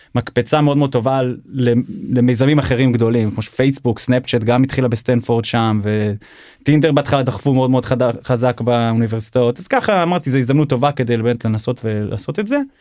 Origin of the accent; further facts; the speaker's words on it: Seattle, Washington, United States; also born or lived in Israel; now in Tel Aviv, Israel; נולדתי בארץ, אבל גדלתי בארצות הברית, בגיל שבע, המשפחה שלי עברה לסיאטל, ארצות הברית